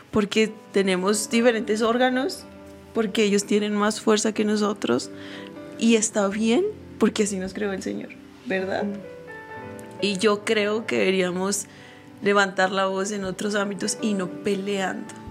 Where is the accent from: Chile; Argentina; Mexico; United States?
Mexico; Porque si soy mujer, pero también soy mexicana y yo quiero abrirle paso no solo a las mujeres, sino a los mexicanos que vienen detrás de mí.